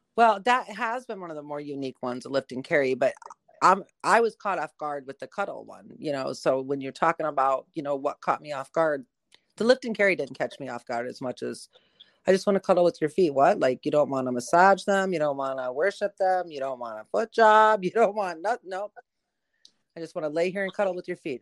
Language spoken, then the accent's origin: English; Michigan, United States; I grew up in Michigan